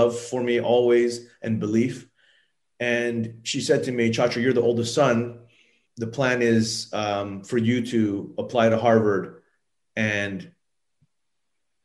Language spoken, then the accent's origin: English; Thailand; I grew up in Thailand as a child. My mother is Japanese and my father is Thai